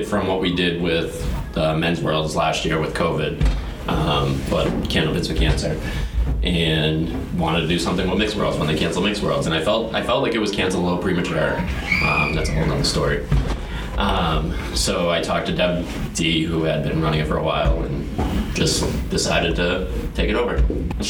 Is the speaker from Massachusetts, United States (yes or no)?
yes; Revere, Massachusetts, United States; now in Kingston, United States; Well, I'm not from New Hampshire, but I moved up there. From Revere.